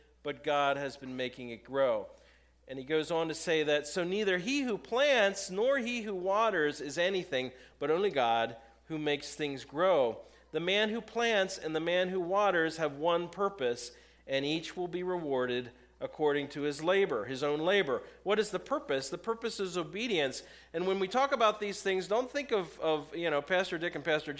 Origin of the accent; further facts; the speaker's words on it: Lancaster County, Pennsylvania, United States; we're from Lancaster County